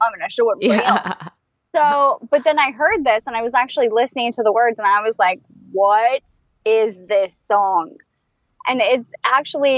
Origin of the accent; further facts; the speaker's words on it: California, United States; I'm from California